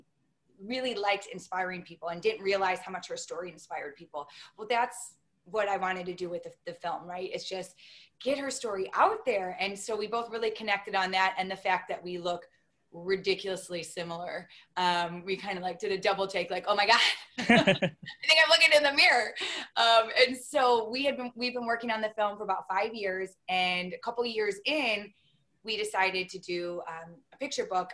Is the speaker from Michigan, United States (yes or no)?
yes; Detroit, Michigan, United States; I grew up in Detroit